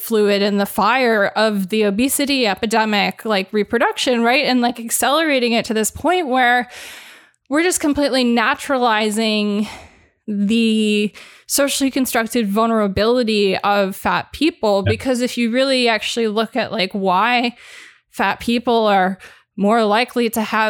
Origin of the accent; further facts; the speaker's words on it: Los Angeles, California, United States; I grew up in Los Angeles, that town.